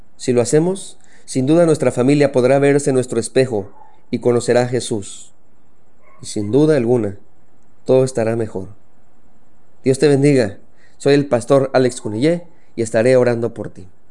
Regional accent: Mexico; soy mexicano

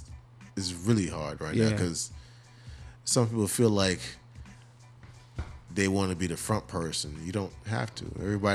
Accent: South Carolina, United States; I'm from Carolina.

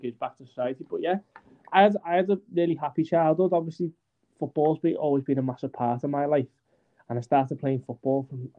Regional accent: Aintree, North West England, United Kingdom; I'm from Bazzacchi or Aintree. I'm on the border between the two

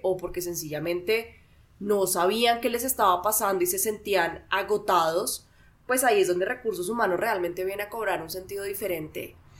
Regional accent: Bogotá, Colombia; yo soy administradora de empresas, soy de Bogotá, tengo 33 años

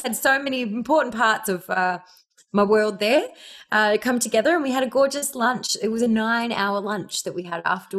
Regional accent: Ireland; born there; I was born in Ireland. So my extended family's in Ireland. And then my family and all my best friends are in Australia.

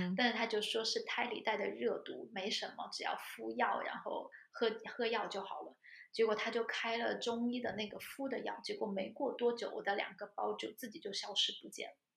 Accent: China; moved away as an adult; now in Germany; 我妈妈之前有从国内给我寄艾灸过来

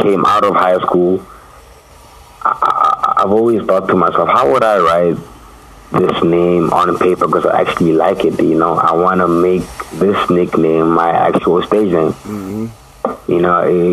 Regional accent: Mahikeng, North West, South Africa; also born or lived in Pretoria, South Africa; I was raised in Maftown

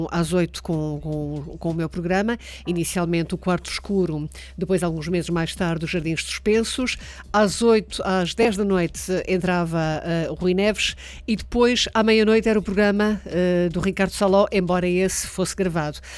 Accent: Angola; pois eu também sou de Angola

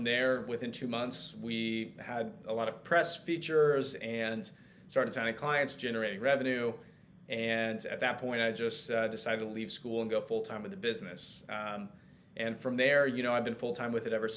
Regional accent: Kansas City, United States; also born or lived in Lawrence, Kansas; my hometown in Kansas City

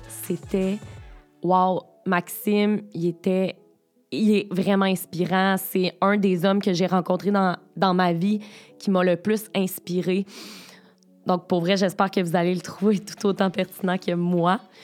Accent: Beauce, Quebec, Canada; je viens de la Beauce

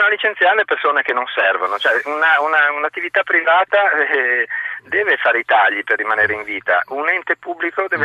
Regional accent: Veneto, Italy; io mm, sono veneto e mm, qui vicino abbiamo Friuli e Trentino

